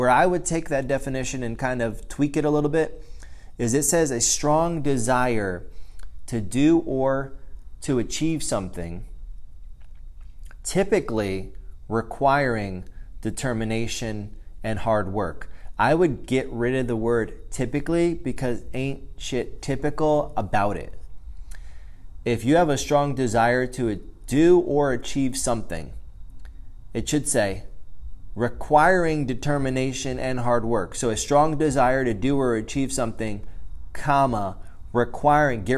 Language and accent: English; United States; being an American, growing up in the United States of America.